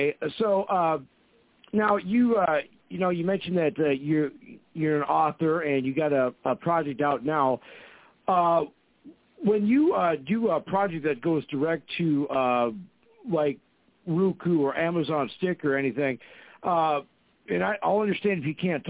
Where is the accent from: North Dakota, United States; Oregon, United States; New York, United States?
North Dakota, United States; Fargo; I know a lot of the film festival individuals that work here in my hometown of Fargo, North Dakota